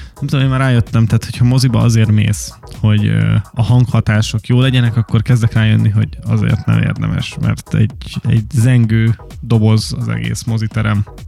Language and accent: Hungarian; Hungary; magyarok vagyunk